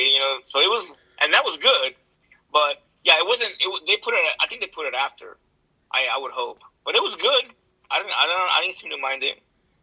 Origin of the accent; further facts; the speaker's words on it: Bay Area, California, United States; I'm from the Bay Area.